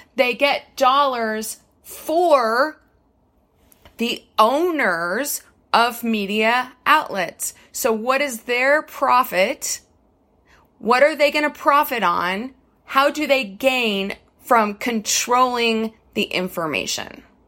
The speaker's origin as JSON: {"language": "English", "country": "United States", "said": "I am gonna speak from an American perspective because I am an American"}